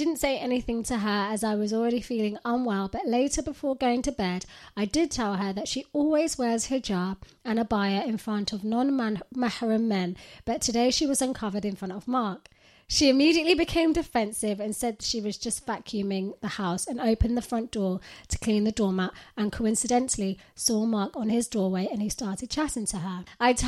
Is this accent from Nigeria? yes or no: no; Pakistan; English is a second language; moved away as an adult; now in United Kingdom; Basically, just to give you some background, I was born and raised in Pakistan and moved to the UK in the start of 2020.